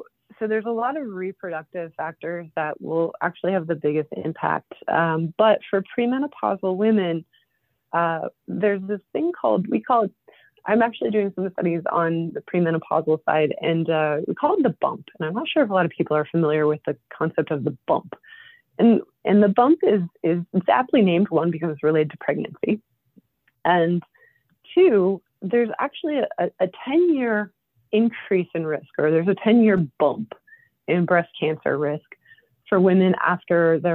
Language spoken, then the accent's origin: English; Mountain Top, Pennsylvania, United States; I grew up in Mountaintop